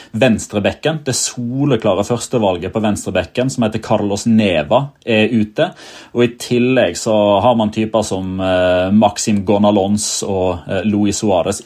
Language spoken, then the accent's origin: Norwegian; Odda, Vestland, Norway; jeg som, som vestlending er fra Odda i Hardanger